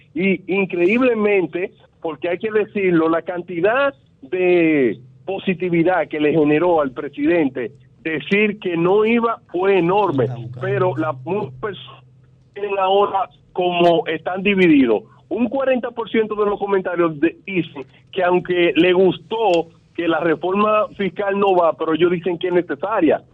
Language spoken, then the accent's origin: Spanish; Dominican Republic; como dominicano